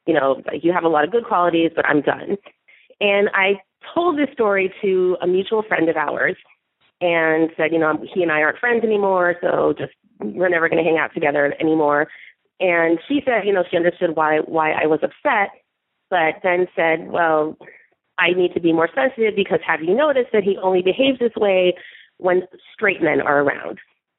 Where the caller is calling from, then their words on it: California, United States; I'm calling from California. I am a 33-year-old African-American straight woman.